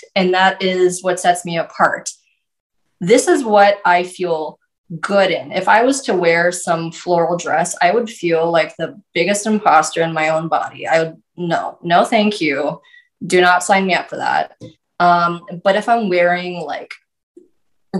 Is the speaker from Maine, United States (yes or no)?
no; North Dakota, United States; I'm from North Dakota. We dress a certain way